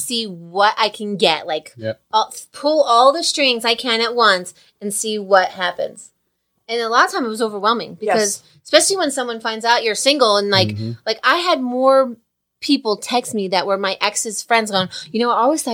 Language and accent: English; New Jersey, United States; I'm from Jersey